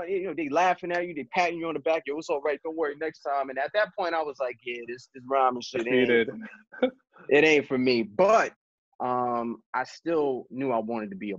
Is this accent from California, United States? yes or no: no; New York City, New York, United States; I grew up in the South Bronx